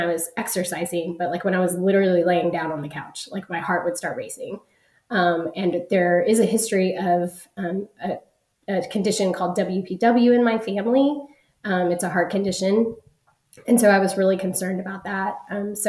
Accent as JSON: {"language": "English", "town": "Dallas", "region": "Texas", "country": "United States", "said": "I am from North Dallas in Texas in the United States."}